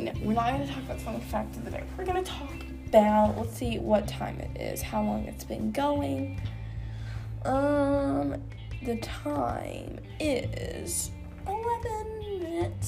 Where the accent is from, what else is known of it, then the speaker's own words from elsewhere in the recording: the South, Southern United States, United States; accent: southern country; The only accent I can do is a nice southern country accent because that's where I'm from